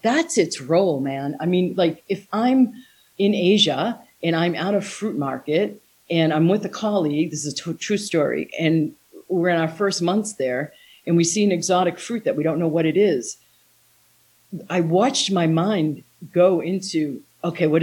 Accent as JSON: {"language": "English", "country": "United States", "also_born_or_lived": "Taiwan", "moved": "as an adult", "said": "my home country, USA"}